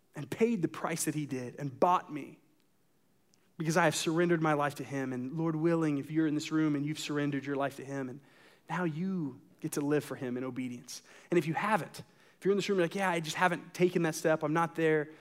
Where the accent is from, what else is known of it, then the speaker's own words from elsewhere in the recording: United States; as an American